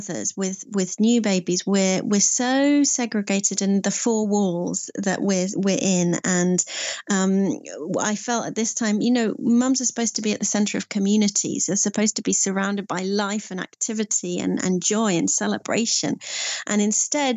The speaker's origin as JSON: {"language": "English", "area": "Sussex", "region": "South East England", "country": "United Kingdom", "also_born_or_lived": "Scotland / Norfolk / Prague, Czech Republic", "said": "I am from Sussex. I'm a Sussex-based storyteller."}